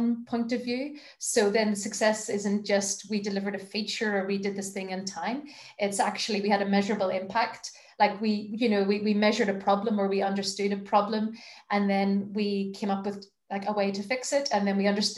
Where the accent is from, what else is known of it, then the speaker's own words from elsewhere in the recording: Belfast, Northern Ireland, United Kingdom; moved away as an adult; I grew up in Belfast, but then did that whole leaving and coming back malarkey.